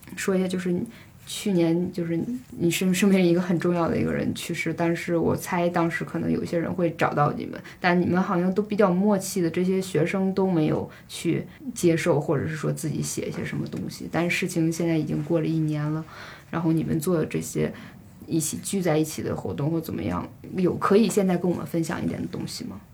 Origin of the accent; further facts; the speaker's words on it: Northeast China, China; 我是东北人嘛